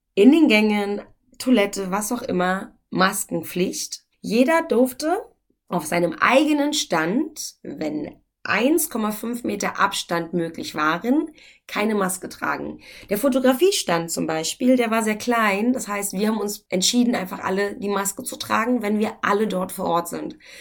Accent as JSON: {"language": "German", "region": "Brandenburg", "country": "Germany", "accent": "Berlinerisch", "said": "ich bin ja nicht Berlinerin, ich bin Brandenburgerin"}